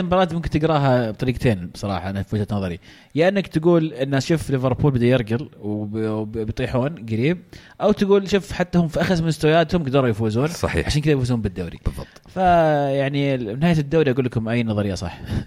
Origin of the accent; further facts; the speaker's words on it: Saudi Arabia; عندنا في السعوديه